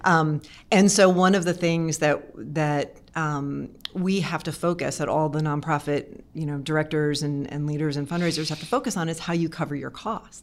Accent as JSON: {"language": "English", "region": "East Coast", "country": "United States", "tie": "born or raised there", "also_born_or_lived": "Oakland, California", "moved": "yes", "lives_now": "Charlottesville, United States", "said": "I grew up on the East Coast, so it was, I feel like I was coming back home"}